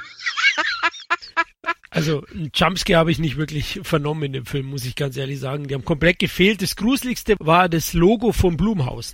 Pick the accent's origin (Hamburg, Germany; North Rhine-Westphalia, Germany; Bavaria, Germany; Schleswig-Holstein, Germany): Bavaria, Germany; ich komme doch aus Bayern